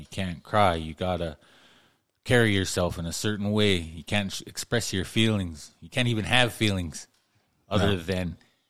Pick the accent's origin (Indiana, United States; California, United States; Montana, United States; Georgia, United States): Montana, United States; Pryor; I grew up in Pryor, too, on a ranch, and that was our family's lifestyle, that cowboy lifestyle.